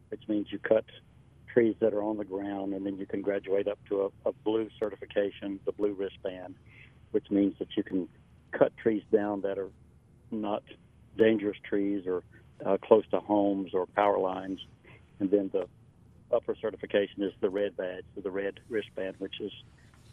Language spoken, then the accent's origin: English; North Carolina, United States; North Carolina is my home state